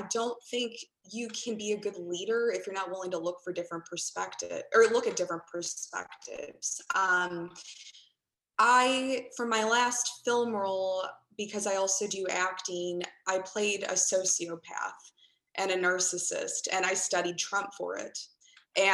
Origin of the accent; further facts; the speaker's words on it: Chicago, Illinois, United States; I grew up again in Chicago, which is a melting pot